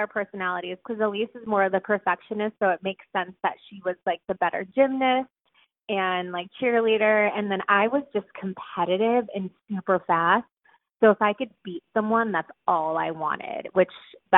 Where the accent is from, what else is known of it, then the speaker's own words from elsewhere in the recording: St. Louis, Missouri, United States; moved away as an adult; also born or lived in Evanston, Illinois; now in New York, United States; I actually was born in Evanston, Chicago, but we both grew up in St. Louis, Missouri